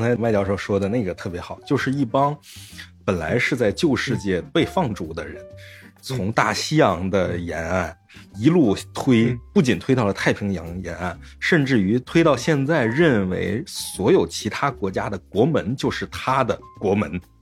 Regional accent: China; 我们作为中国人来讲

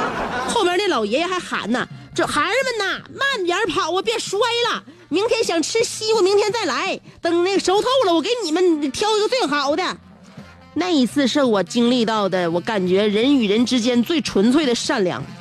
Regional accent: Liaoning, China; 在我老家过的。我老家，嗯，你知道你知道在哪吗？不知道啊，没出没出辽宁省。每一次啊，我老家的边上再往偏走呢，就是农村，然后旁边有一条小河。

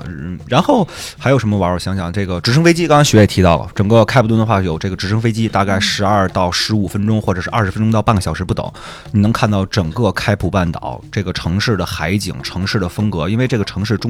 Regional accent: China; 我们中国人还是说偏瘦小一些的，握不住

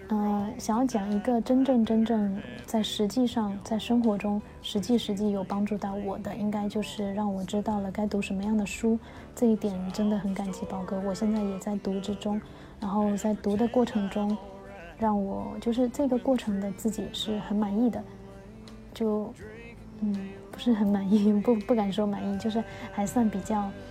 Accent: Fujian, China; 我来自福建，是一个非设计专业毕业的设计新人

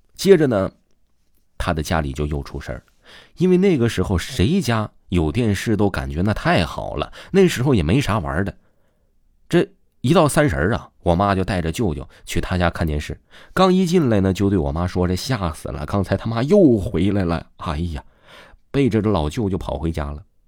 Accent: Northeast China, China; 我是来自东北的

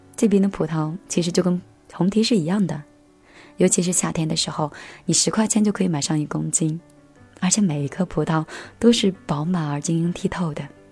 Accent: Anhui, China; moved away; also born or lived in Lhasa; 我是一个地地道道、土生土长的安徽女孩儿，属于南方吧，我们那边的气候是比较温润的

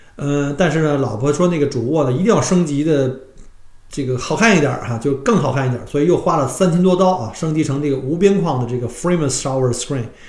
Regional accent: China; now in Australia; 我们中国人喜欢说开着窗户啊，然后用纱窗去透， 透气

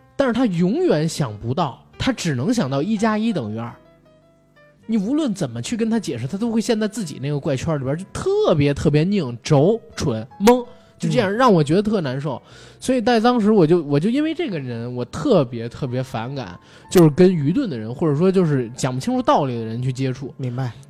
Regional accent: northern China, China; 我个人作为一个北方人

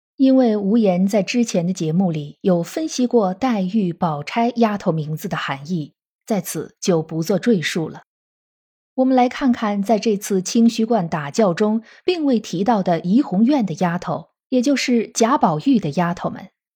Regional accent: China; 我们中国人是一个非常重视姓名的民族

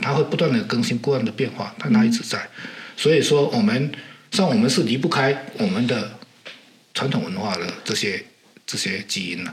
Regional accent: Fujian, China; first language Hokkien (Minnan); Chinese is a second language; 因为我是福建的闽南人

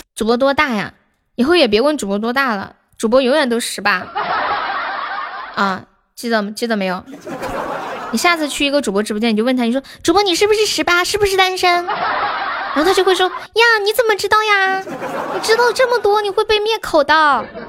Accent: Nanchong, Sichuan, China; also born or lived in Shaanxi; 我是四川南充的

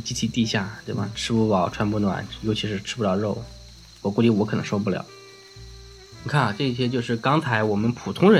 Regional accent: China; 就是我们刚建国的时候，我们中国人平均寿命是三十六岁。

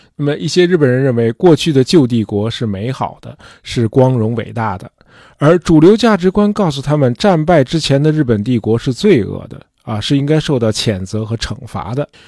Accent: China; 作为中国人

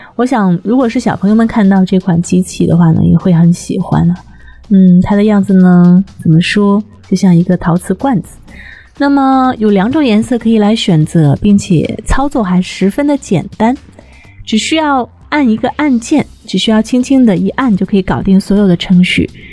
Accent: southern China, China; now in northern China; 从小生活在南方哈，闷热的夏天也是过惯了。所以呢，现在生活在了北方之后

